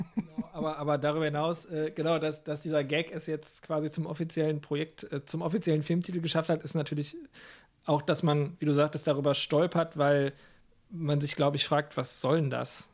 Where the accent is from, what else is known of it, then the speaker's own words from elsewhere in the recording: Lower Rhine area, North Rhine-Westphalia, Germany; ich komme ja, also wir kommen ja auch aus der Gegend vom Niederrhein, jetzt äh, etwas ländlicher als der Pott, aber es sind 20 Minuten nach Duisburg